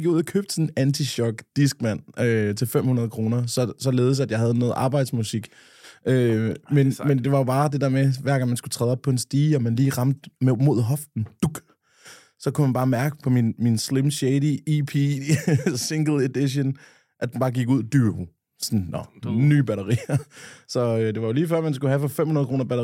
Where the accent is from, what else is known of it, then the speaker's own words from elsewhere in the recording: Nykøbing Falster, Zealand, Denmark; dernede, hvor jeg er fra, en gang inden jeg var, havde fået hår på løgne i, øh, nede på Kulturfabrikken i Nykøbing Falster.